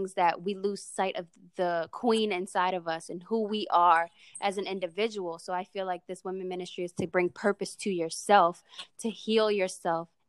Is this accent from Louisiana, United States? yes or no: yes; New Orleans, Louisiana, United States; now in Houston, United States; I currently live in Houston, Texas, but born and raised in New Orleans, Louisiana